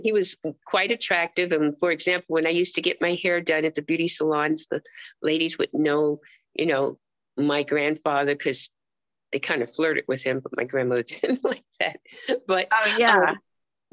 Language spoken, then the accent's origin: English; New York City, New York, United States; I was born in Harlem, USA. Yes, on Sugar Hill.